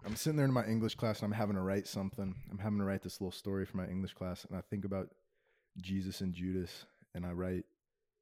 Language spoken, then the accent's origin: English; West Virginia, United States; I'm from West Virginia.